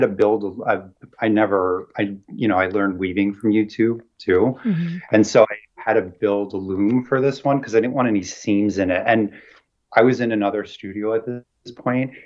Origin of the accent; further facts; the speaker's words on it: Central New Jersey, United States; now in Brooklyn, United States; I grew up in Jersey, in like Central Jersey